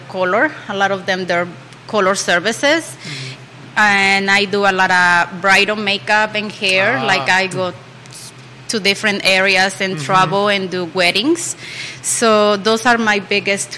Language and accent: English; Mexico City, Mexico; now in Charlottesville, United States; I'm from Mexico City. I'm 35 years old. I've been here in Charlottesville